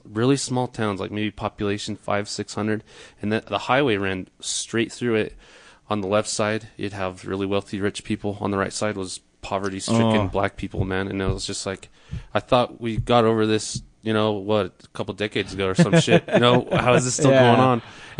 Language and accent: English; Florida, United States; I'm from Florida.